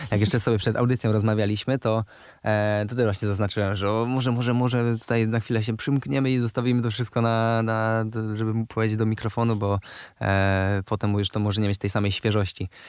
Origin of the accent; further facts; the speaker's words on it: Poznań, Greater Poland, Poland; jestem, z, jestem z Wildy, z Poznania i tam zawsze było, się, się nie żegnam, lepiej się witać.